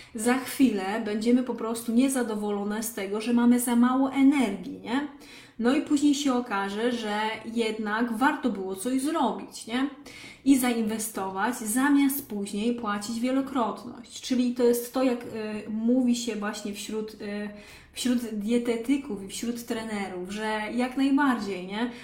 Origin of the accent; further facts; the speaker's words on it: Lesser Poland, Poland; moved away; pochodzę z małej wsi w Małopolsce